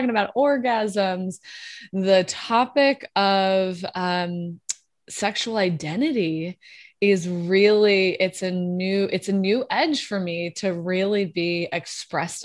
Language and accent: English; Wyoming, United States; moved away as an adult; also born or lived in South Carolina / New York; now in Los Angeles, United States; I was born in Wyoming. So it's like, you can imagine a woman who comes from like conservative Wyoming roots